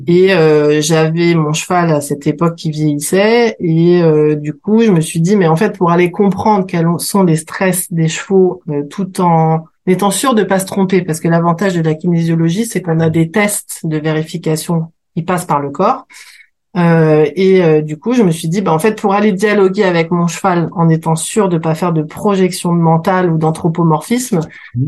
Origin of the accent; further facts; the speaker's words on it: Paris, Île-de-France, France; je suis parisienne, je suis née dans le 9e